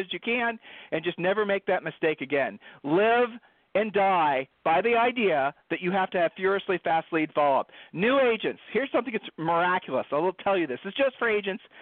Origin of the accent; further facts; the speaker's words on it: Ohio, United States; I'm from Ohio